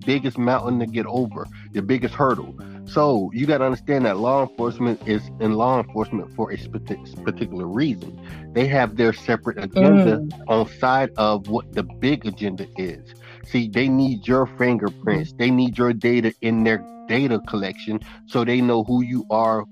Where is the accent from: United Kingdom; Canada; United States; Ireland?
United States; Naples, Florida; also born or lived in Immokalee, Florida; Originally, I was born in Naples, Florida, N-A-P-L-E-S, Naples, Florida. It's a rich community. We had our little you know, section of just